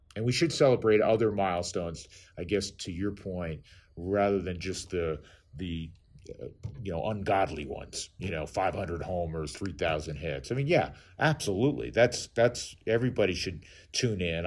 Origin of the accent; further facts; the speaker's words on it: New York, United States; moved away; I grew up in New York, and, and I would go to Shea Stadium